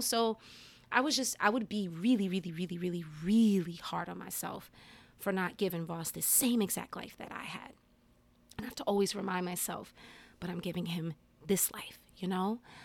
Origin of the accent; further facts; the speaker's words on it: Englewood, New Jersey, United States; moved away as an adult; now in Maryland, United States; I grew up in New Jersey, I moved to Maryland when I was 22, you know, going on 23. So I had my first, you know, 22 years of my life in Jersey.